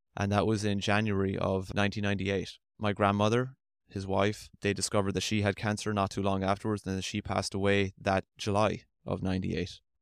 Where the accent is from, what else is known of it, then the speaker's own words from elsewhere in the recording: Limerick, Munster, Ireland; moved away as an adult; now in Tulsa, United States; I'm from Limerick, Ireland. That's where I'm from